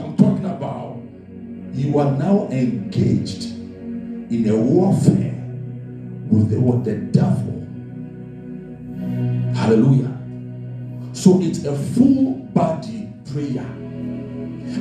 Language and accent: English; Ghana; I come from Ghana, Africa, West Africa to be precise. And I know my people, and my people also know me.